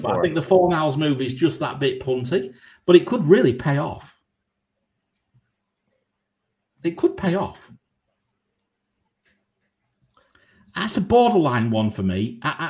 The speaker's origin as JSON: {"language": "English", "town": "San Antonio", "region": "Texas", "country": "United States", "said": "I used to live in Dallas, Texas, and I'm from San Antonio."}